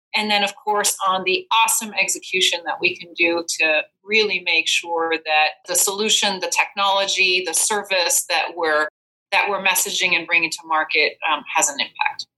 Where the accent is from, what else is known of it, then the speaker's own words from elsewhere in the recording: Belgium; moved away as an adult; now in United States; I'm originally from Belgium